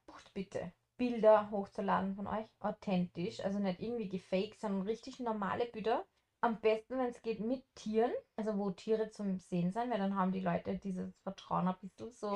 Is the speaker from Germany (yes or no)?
no; Austria; moved away; wir sind aus Österreich